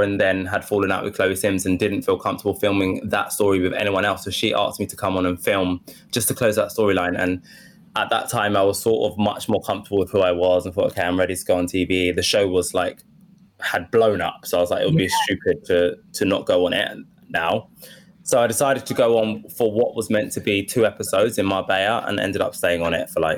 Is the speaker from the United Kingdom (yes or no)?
yes; Woodford, London, United Kingdom; accent: Essex; Yeah, I grew up in Woodford. But I think I just trained myself to lose the Essex accent.